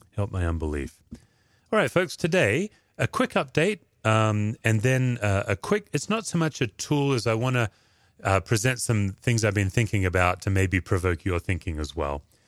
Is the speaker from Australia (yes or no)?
yes; Perth, Western Australia, Australia; moved away; I do think of Perth, Australia. That's home.